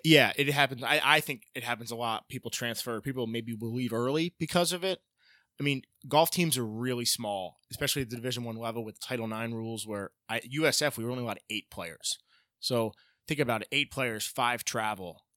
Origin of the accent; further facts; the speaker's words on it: Tequesta, Florida, United States; also born or lived in Jupiter, Florida; It's where I grew up